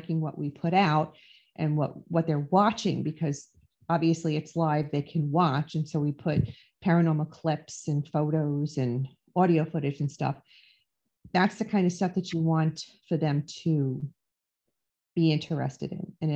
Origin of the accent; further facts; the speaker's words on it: New York City, New York, United States; I grew up in the Bronx in Throgs Neck in New York